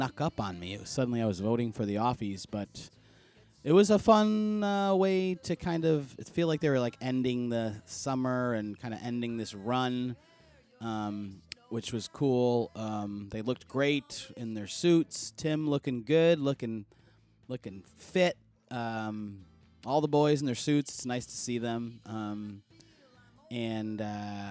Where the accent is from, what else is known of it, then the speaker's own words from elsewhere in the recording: Buffalo, New York, United States; moved away; I'm originally from Buffalo, so spent a lot of time in Ontario myself